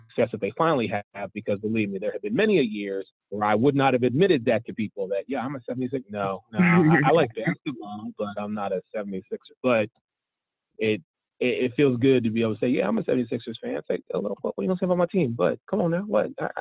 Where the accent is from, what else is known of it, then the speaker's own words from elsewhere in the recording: Philadelphia, Pennsylvania, United States; now in Florida, United States; growing up in the Pennsylvania, Philadelphia area, I don't still live up there